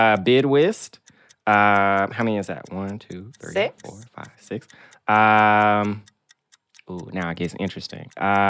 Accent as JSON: {"language": "English", "town": "Memphis", "region": "Tennessee", "country": "United States", "said": "I'm from Memphis. My mom is from Louisiana."}